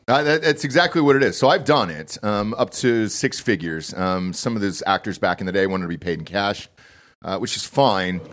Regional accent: Atlanta, Georgia, United States; I'm from Atlanta

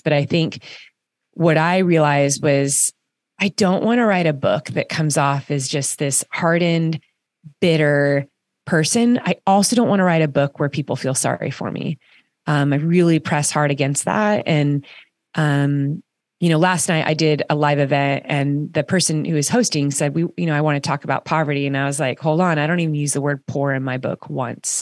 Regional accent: Orange County, California, United States; my kids are growing up in Orange County, California, and, um, and I did too

